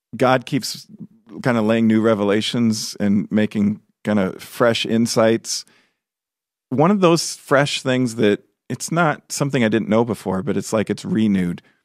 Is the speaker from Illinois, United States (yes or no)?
yes; Chicago, Illinois, United States; moved away; I grew up in Chicago, which, you know, the whole area, city and suburbs. I grew up in the city